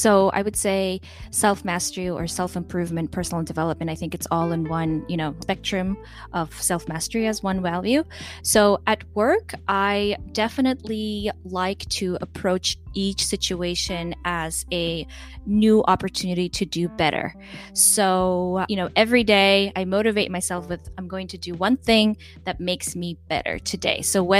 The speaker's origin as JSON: {"language": "English", "country": "Macau", "tie": "born or raised there", "also_born_or_lived": "Kyrgyzstan", "said": "My background, you know, I'm from Kyrgyzstan. I grew up in Macau here. My husband's Mexican."}